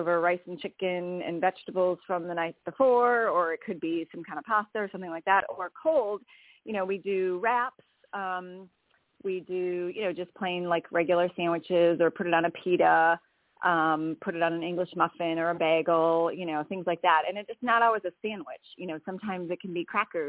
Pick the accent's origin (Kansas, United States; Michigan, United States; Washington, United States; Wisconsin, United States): Wisconsin, United States; moved away as an adult; also born or lived in Indiana; I grew up in Wisconsin, so I was a northerner for a long time